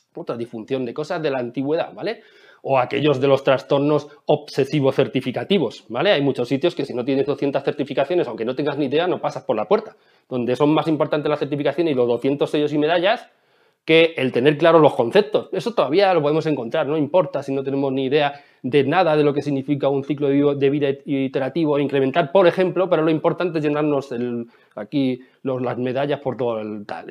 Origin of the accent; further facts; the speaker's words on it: Ciudad Real, Castilla-La Mancha, Spain; en mi pueblo, que yo soy de Ciudad Real